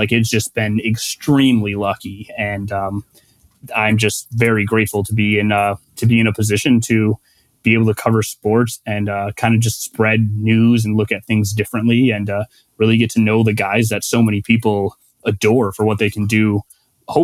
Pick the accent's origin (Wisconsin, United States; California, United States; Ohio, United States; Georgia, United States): Wisconsin, United States; Milwaukee; also born or lived in Cleveland; I grew up in Milwaukee, a Packers fan